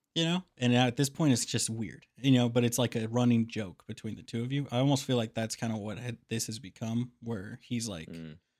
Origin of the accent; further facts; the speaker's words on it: Kansas City, United States; Growing up in Kansas City, there's lots of really good tattoo parlors